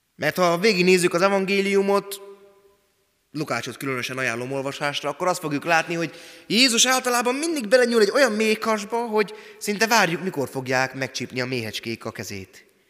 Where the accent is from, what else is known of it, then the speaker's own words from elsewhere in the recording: Szabolcs-Szatmár-Bereg, Hungary; accent: Szabolcs; moved away; szabolcsi szatmári gyerek vagyok